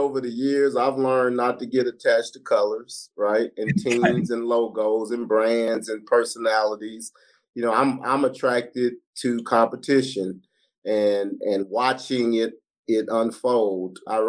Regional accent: Tulsa, Oklahoma, United States; moved away as an adult; also born or lived in California; I was born in California, but reared in Oklahoma.

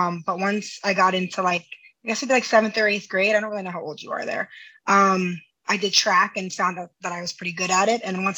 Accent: Sparta, New Jersey, United States; also born or lived in Delaware; I was born and raised here

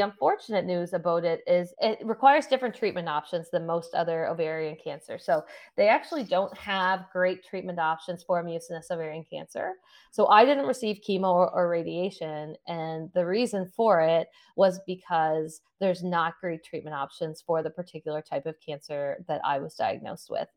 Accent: Sydney, Nova Scotia, Canada; I'm from Sydney, Nova Scotia

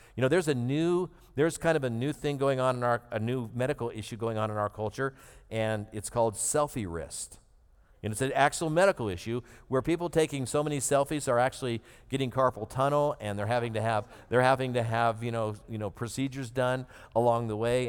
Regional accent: United States; one of those privileges that we grew up in America

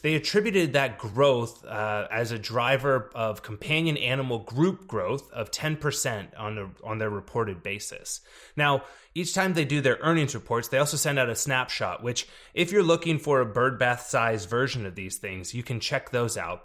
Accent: Texas, United States; a city in my, my home state here in Texas, El Paso

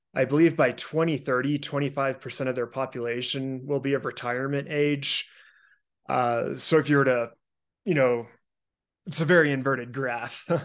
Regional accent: Colorado, United States; my home state of Colorado

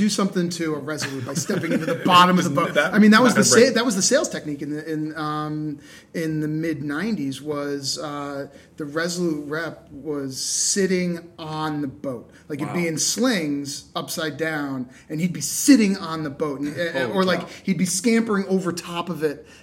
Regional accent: Poughkeepsie, New York, United States; moved away; I grew up in Poughkeepsie, New York

